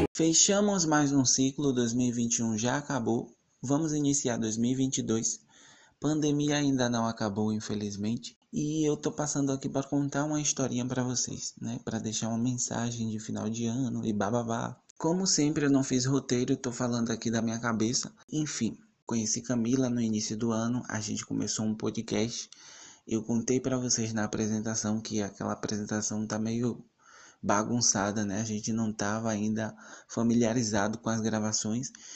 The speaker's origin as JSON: {"language": "Portuguese", "town": "Salvador", "region": "Bahia", "country": "Brazil", "said": "sou de Salvador, Bahia"}